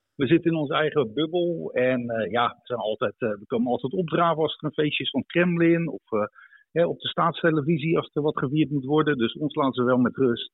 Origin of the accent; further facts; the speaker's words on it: Netherlands; moved away as an adult; also born or lived in Russia; now in Tver, Russia; in het dorp waar ik opgroeide geen buitenlanders. Dus we probeerde vooral Nederlands te leren.